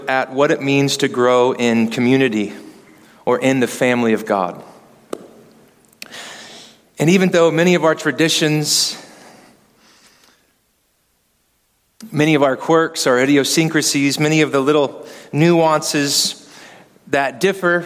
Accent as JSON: {"language": "English", "town": "Kansas City", "country": "United States", "said": "I'm from Kansas City."}